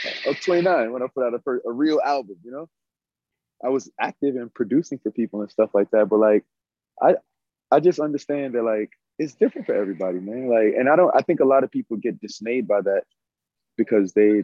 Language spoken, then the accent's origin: English; New York City, New York, United States; moved away as an adult; also born or lived in Maryland; now in Los Angeles, United States; I grew up in Crown Heights